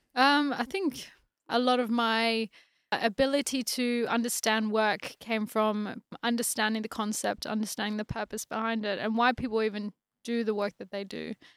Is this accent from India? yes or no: no; Australia; moved away as an adult; also born or lived in France; now in United Kingdom; been born and raised in Australia